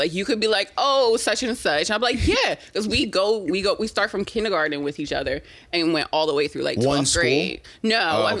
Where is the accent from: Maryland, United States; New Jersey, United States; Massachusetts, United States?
New Jersey, United States; moved away; I'm from South Jersey